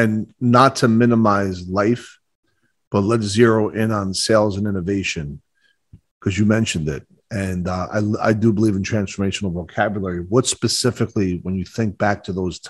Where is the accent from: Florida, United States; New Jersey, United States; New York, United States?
New Jersey, United States; Bayonne; I grew up in Bayonne, New Jersey